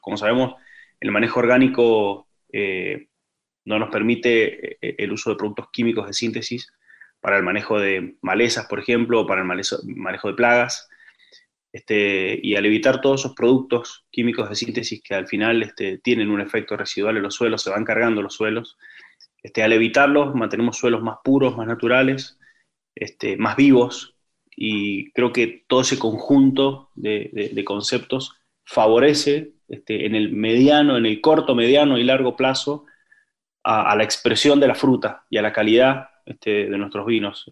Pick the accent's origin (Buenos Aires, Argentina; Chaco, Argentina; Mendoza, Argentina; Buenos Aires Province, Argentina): Mendoza, Argentina; Luján de Cuyo; yo nací en Luján de Cuyo, en Mendoza, este, soy, soy mendocino.